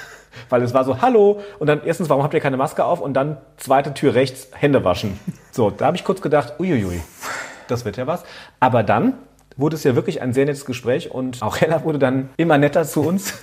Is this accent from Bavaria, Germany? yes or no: no; Saarland, Germany; now in Frankfurt, Germany; Aber wir kommen hier beide aus dem Saarland